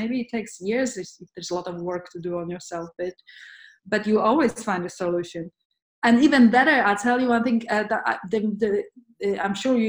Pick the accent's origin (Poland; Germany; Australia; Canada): Poland; moved away; I'm from Poland originally